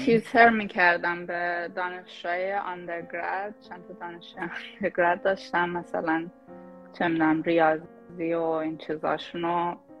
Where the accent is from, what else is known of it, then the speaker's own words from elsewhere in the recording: Shahrud, Semnan, Iran; moved away as an adult; also born or lived in Tehran; now in United States; من اهل شاه رودم برای اون کسایی که نمیدونن یه شهر توی استان سمنان